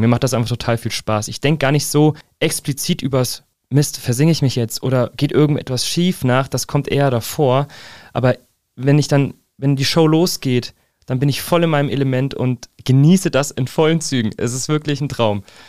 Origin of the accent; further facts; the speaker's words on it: Fernwald, Hesse, Germany; also born or lived in Giessen; ich wurde in Gießen geboren, seitdem auch in Gießen quasi Umgebung verwurzelt.